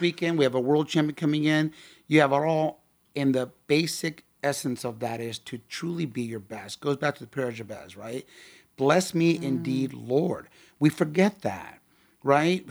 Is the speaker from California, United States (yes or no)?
yes; Tustin, California, United States; I grew up out there in Tustin